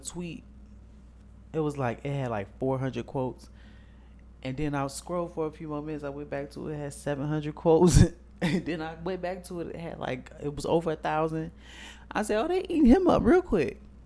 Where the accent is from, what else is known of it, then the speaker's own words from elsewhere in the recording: Chicago, Illinois, United States; we are from Chicago.